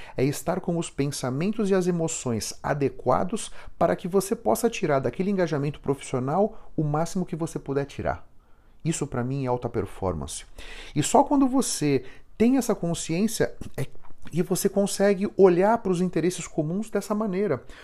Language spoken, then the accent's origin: Portuguese; São Paulo, Brazil; Eu fui criado em Moema, aqui em São Paulo.